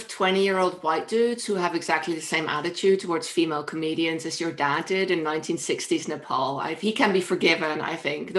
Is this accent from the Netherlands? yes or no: yes; Netherlands; we're Dutch.